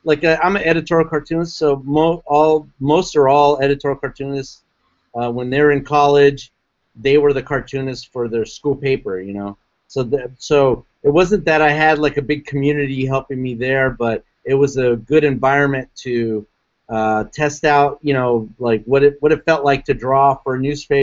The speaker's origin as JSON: {"language": "English", "town": "San Diego", "region": "California", "country": "United States", "tie": "born or raised there", "said": "growing up in San Diego, it was very conservative at the time"}